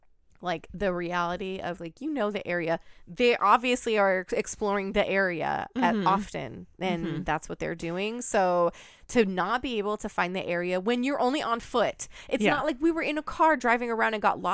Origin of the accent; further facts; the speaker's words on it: Pacific Northwest, United States; But it just reminds me of like the area that I grew up in the Pacific Northwest. I literally had so many farms right down the street from me.